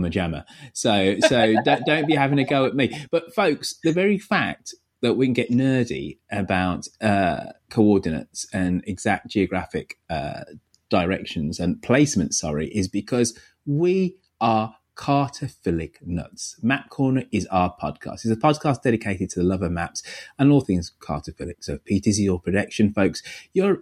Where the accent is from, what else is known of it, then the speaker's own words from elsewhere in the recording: United Kingdom; now in United States; as a Brit over here in your wonderful country